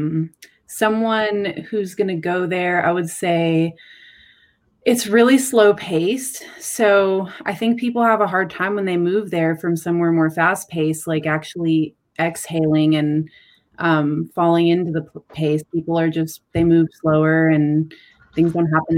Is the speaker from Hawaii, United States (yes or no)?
yes; Maui, Hawaii, United States; moved away; I'm from Maui